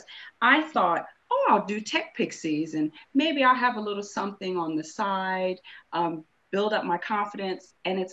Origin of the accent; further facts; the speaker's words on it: California, United States; moved away as an adult; now in United Kingdom; I'm from California